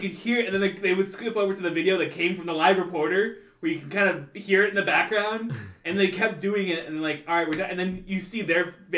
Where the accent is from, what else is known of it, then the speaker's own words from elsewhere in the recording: United States; as an American